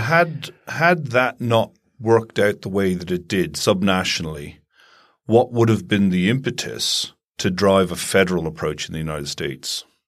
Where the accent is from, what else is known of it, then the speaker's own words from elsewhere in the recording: Ireland; growing up in Ireland